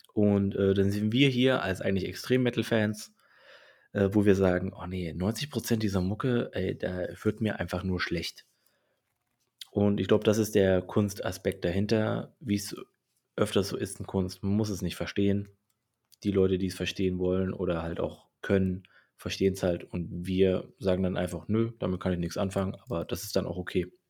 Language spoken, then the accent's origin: German; Saxony, Germany; aus meiner Heimat Sachsen, allerdings aus Chemnitz